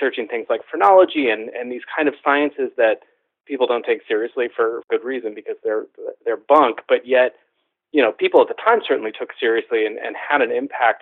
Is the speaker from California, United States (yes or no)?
yes; San Jose, California, United States; I grew up in San Jose, California, which is the home of the Winchester Mystery House